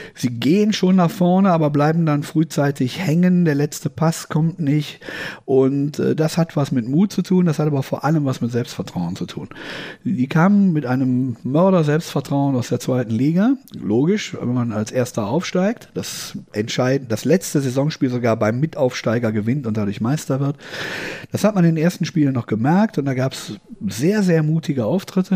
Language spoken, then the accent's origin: German; Düsseldorf, North Rhine-Westphalia, Germany; in meiner Heimatstadt, die Düsseldorf ja ist